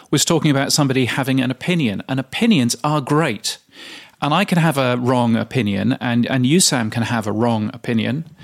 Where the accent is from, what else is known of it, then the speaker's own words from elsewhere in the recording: Loughborough, East Midlands, United Kingdom; I grew up in the UK in a little place called Loughborough.